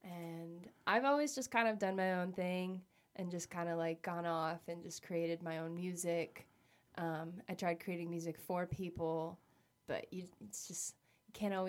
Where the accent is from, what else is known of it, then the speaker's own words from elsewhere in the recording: New Jersey, United States; moved away as an adult; now in Los Angeles, United States; I'm coming from New Jersey. I'm your Jersey.